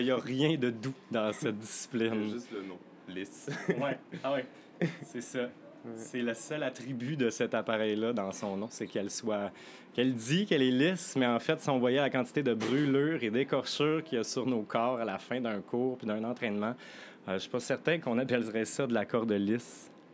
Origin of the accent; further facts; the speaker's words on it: Quebec, Canada; moved away as an adult; now in Montreal, Canada; je ne suis pas montréalais d'origine, je viens du Lac-Saint-Jean